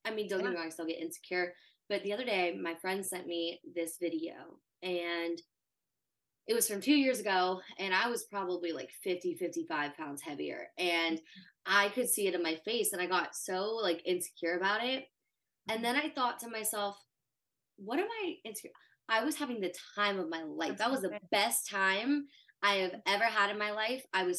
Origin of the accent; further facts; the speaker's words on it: the South, United States; That was also the culture I grew up in. I grew up in the South.